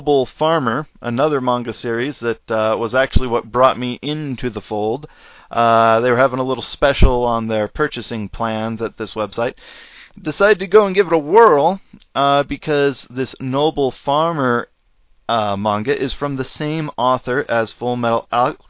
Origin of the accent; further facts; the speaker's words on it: United States; accent: American; first language English; if you didn't know by my accent, that's where I am